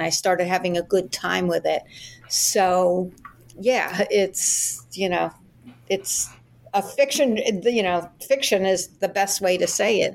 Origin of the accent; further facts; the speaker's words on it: New York, United States; moved away as an adult; now in Florida, United States; I'm an attorney from New York, which is where I grew up, born and raised Brooklyn